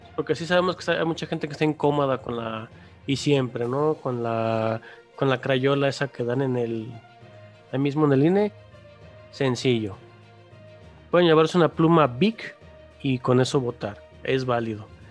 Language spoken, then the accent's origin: Spanish; Mexico; ya vivimos los mexicanos